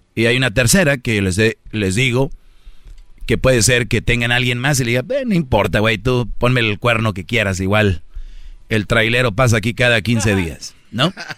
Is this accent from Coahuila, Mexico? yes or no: no; Monterrey, Nuevo León, Mexico; yo, por ejemplo soy de Monterrey